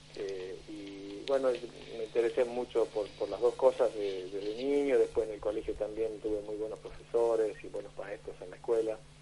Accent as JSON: {"language": "Spanish", "region": "Tucumán", "country": "Argentina", "said": "yo soy de Tucumán"}